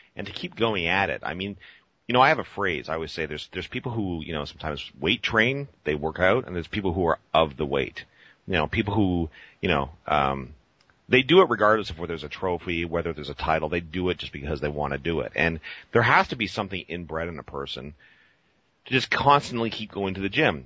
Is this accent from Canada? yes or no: yes; Canada; I'm a kid from Canada too